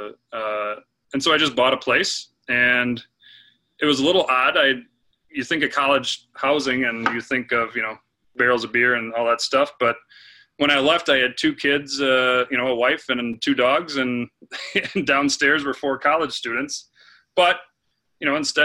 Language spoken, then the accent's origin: English; Green Bay, Wisconsin, United States; I was born and raised in Green Bay, Wisconsin, home of the Packers